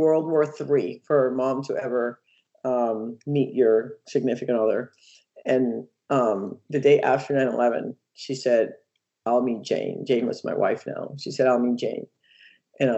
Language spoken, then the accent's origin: English; Puerto Rico; moved away; I grew up in Puerto Rico